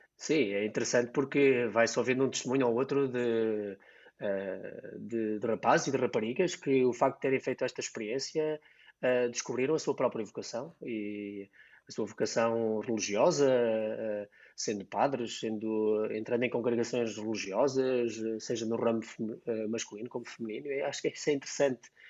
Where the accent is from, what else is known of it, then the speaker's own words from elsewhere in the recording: Diocese of Coimbra, Centro, Portugal; aqui na, na Diocese de Coimbra, de onde sou uh, da minha origem